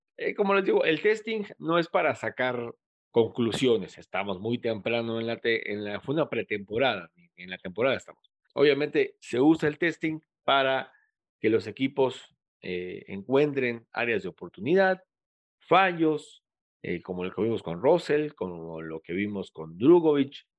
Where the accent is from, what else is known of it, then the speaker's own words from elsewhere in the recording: Mexico; como mexicanos